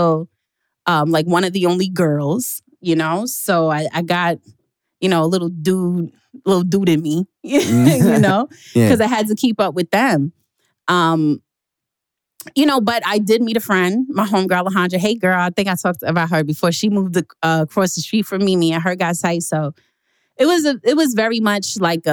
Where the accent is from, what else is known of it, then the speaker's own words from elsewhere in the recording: New York City, New York, United States; I hope you know I'm from Queens. I was born in Jamaica.